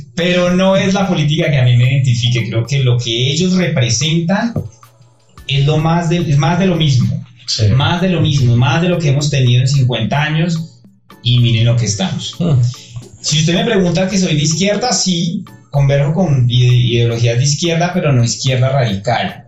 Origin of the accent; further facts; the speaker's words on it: Coffee Axis, Eje Cafetero, Colombia; now in Bogotá, Colombia; yo no soy de Bogotá, yo soy de eje cafetero